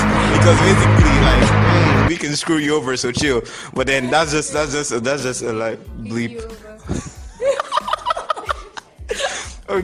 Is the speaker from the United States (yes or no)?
no; Nigeria; I'm from Nigeria. We all are from Nigeria.